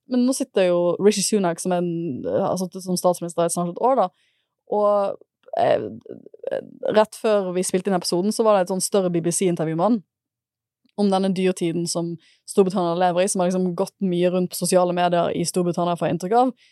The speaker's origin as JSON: {"language": "Norwegian", "town": "Bergen", "region": "Vestland", "country": "Norway", "tie": "born or raised there", "moved": "yes", "said": "det er derfor jeg er fra Bergen, fordi de studerte da jeg ble født"}